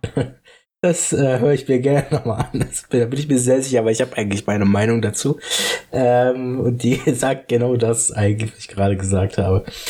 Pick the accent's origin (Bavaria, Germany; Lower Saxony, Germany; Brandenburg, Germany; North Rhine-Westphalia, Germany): Brandenburg, Germany; Falkensee; moved away as an adult; jetzt weiß ich auch, was wieder in meiner Heimat abgeht, wo ich jetzt fast ein halbes Jahr nicht mehr dort wohne